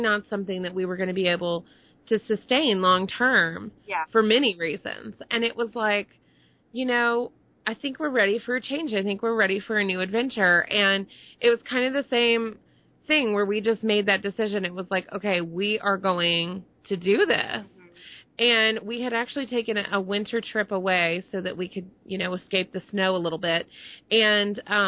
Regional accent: Texas, United States; moved away; also born or lived in Connecticut; I'm from Texas originally.

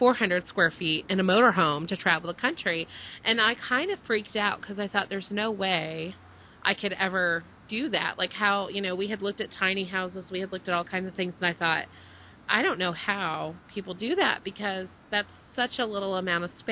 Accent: Dallas, Texas, United States; moved away as an adult; also born or lived in Connecticut / Maine; I grew up in the Dallas area, so it's kind of that southern mentality

